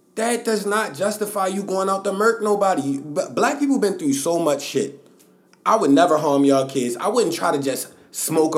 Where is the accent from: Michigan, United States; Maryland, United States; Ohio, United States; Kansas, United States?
Maryland, United States; Baltimore; we grew up in Baltimore